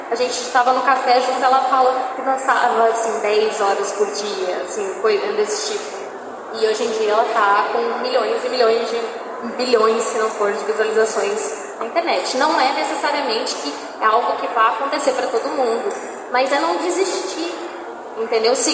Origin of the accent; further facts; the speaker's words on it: São Paulo, Brazil; born there; ah, nasci em São Paulo.